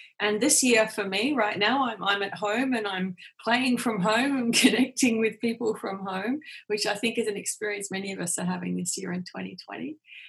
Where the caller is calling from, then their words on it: Perth, Western Australia, Australia; I'm joining from Perth in Western Australia. So right on the other side of the world from where you are.